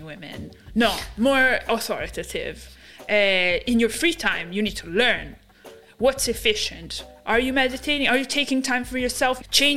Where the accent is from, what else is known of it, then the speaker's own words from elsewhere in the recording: Milan, Lombardy, Italy; moved away; also born or lived in London; I grew up in Italy. I was born and raised in Italy, in Milan specifically.